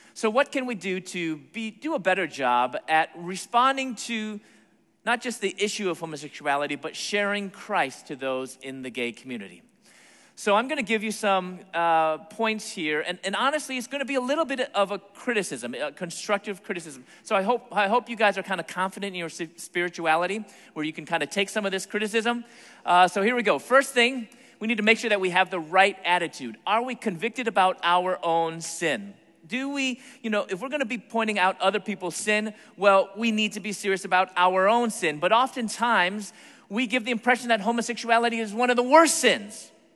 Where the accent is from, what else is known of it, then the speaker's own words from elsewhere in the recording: Chicago, Illinois, United States; moved away as an adult; also born or lived in Atlanta, Georgia; my hometown, Chicago